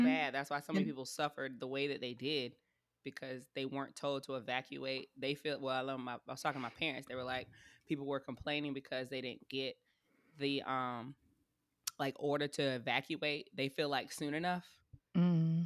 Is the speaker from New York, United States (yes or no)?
no; South Carolina, United States; moved away as an adult; now in Tampa, United States; I'm from South Carolina. We're an inland little area for the most part